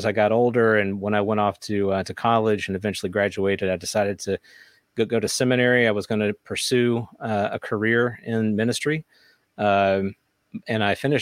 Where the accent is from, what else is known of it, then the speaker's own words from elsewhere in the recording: the South, United States; I grew up in the South.